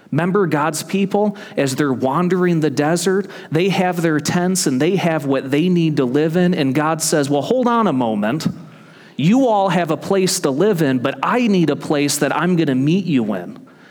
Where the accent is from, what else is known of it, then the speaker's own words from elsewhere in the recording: Michigan, United States; moved away as an adult; my home state of Michigan